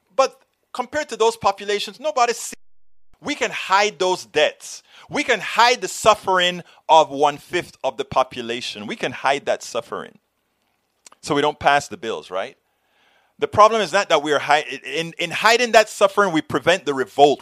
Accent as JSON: {"language": "English", "country": "United States", "said": "I'm an American. I'm a proud American"}